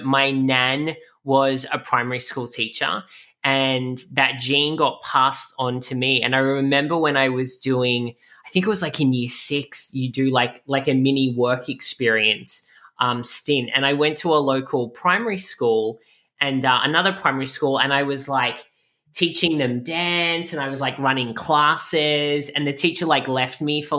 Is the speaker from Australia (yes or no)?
yes; Camden, New South Wales, Australia; moved away as an adult; now in Miami, United States; I'm originally from, I grew up in Camden, which is about 50 minutes southwest of Sydney